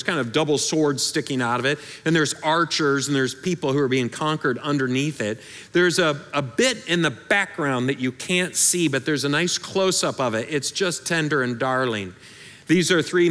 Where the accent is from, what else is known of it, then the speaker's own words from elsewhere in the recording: Michigan, United States; moved away; I'm from Michigan